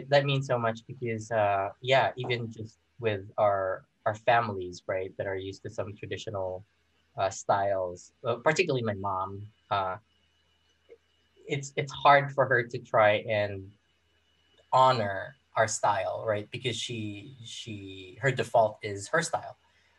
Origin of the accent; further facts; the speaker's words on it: Philippines; And I grew up in the Philippines, right? And I've never really felt close to the Filipino community.